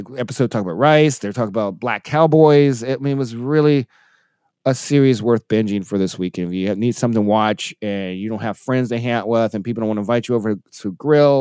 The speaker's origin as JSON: {"language": "English", "region": "the South", "country": "United States", "moved": "yes", "lives_now": "Milwaukee, United States", "said": "I'm from the South."}